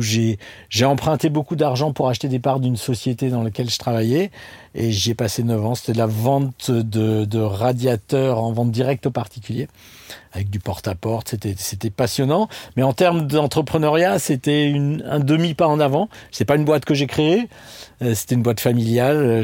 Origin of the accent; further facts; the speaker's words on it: Strasbourg, Grand Est, France; je viens de Strasbourg